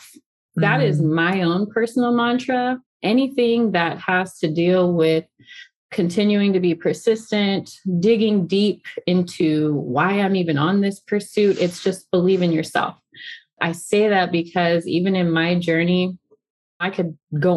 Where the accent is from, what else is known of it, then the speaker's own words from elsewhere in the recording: San Antonio, Texas, United States; moved away as an adult; now in San Diego, United States; I'm originally from Texas. I'm a San Antonio girl, San Antonio cowgirl